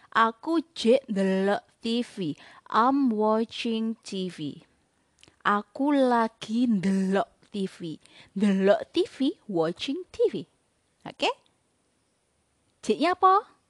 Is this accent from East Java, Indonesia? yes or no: yes; Blitar, East Java, Indonesia; Saya berasal dari Blitar. Jadi bahasa de, bahasa Jawa daerah Blitar lebih mengarah ke bahasa Jawa dialek Solo Yogyakarta.